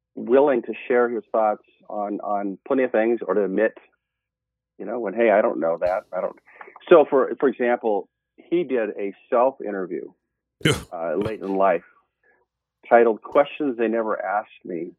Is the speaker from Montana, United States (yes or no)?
yes; Montana, United States; moved away as an adult; also born or lived in Oregon; now in Eugene, United States; I was originally born and raised in Montana